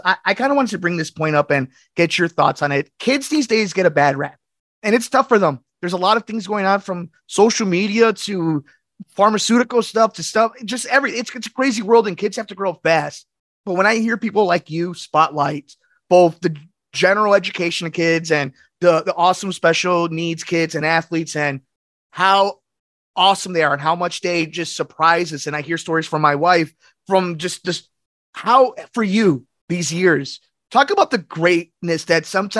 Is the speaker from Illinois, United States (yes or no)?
yes; Berwyn, Illinois, United States; I'm Berwyn boy myself